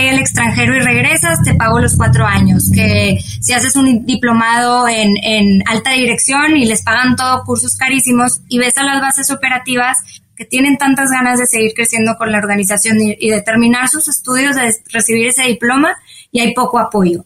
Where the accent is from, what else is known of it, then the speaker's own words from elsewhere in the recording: Monterrey, Nuevo León, Mexico; soy de Monterrey, México.